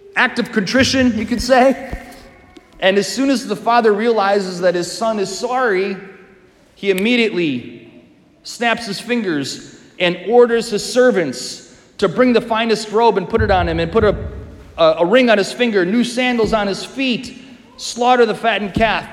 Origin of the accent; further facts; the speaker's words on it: Wisconsin, United States; I'm from Wisconsin.